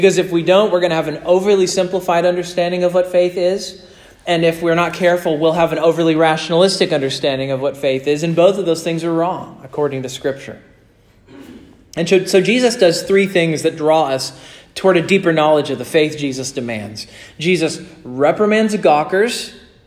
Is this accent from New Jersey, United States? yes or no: no; Kansas, United States; moved away; I grew up in Kansas.